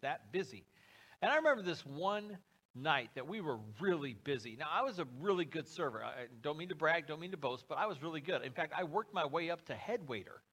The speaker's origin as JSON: {"language": "English", "country": "United States", "said": "I'm an American. A red-blooded patriot, if there ever was one"}